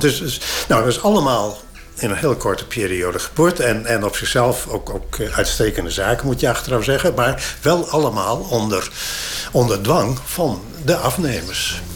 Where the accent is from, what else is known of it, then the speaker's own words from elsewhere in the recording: Friesland, Netherlands; als Fries